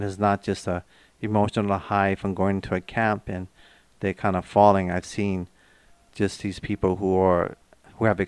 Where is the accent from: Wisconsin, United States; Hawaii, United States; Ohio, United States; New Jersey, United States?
Hawaii, United States; being born and raised in Hawaii, I've learned to deal with different races